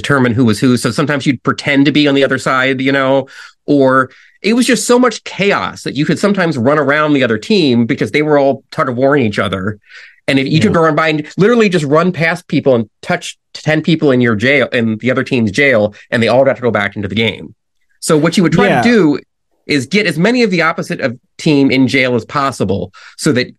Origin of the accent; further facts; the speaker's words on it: Nebraska, United States; I grew up in Nebraska